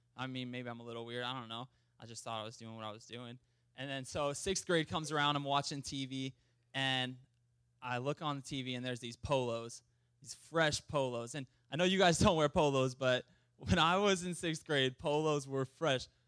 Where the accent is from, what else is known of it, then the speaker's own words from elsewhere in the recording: Montana, United States; I'm also from Montana